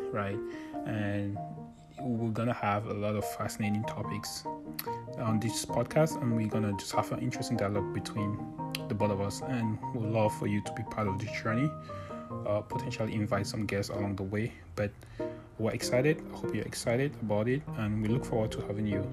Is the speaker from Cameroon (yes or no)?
yes; Cameroon; now in United States; I'm from Cameroon